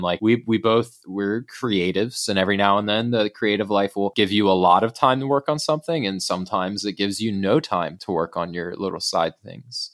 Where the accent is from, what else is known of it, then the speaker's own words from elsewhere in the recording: United States; now in United Kingdom; an American who is living in, in the U K